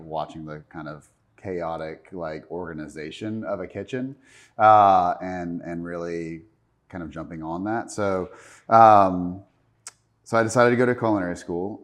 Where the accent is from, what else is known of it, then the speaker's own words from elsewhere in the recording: Charlotte, North Carolina, United States; I was born and raised here in Charlotte